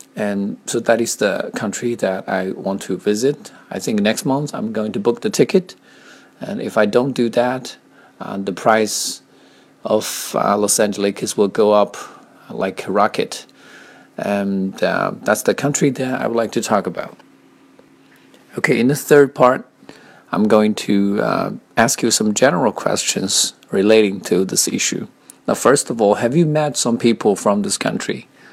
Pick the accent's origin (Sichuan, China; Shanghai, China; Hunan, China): Hunan, China; Chenzhou; English is a second language; moved away as an adult; I grew up in a small town called Chenzhou, which is located in the southmost part of Hunan province.